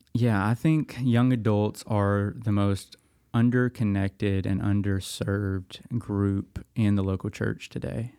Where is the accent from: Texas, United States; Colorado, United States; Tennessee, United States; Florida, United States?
Tennessee, United States; Dickson; now in Lexington, Tennessee, United States; I'm from Middle Tennessee. I grew up in Dixon